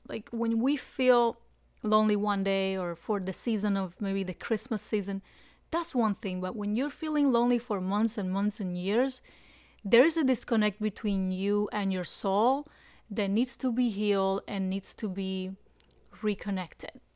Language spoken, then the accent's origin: English; Cuba; moved away as an adult; now in South Florida, United States; I came from Cuba in two thousand one, and I came hiding in the engine room